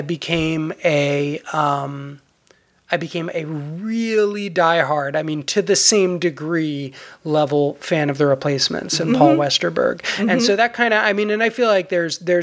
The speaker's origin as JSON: {"language": "English", "region": "New York", "country": "United States", "tie": "born or raised there", "said": "I was growing up in New York, which of course, you know, has its own venerable punk scene"}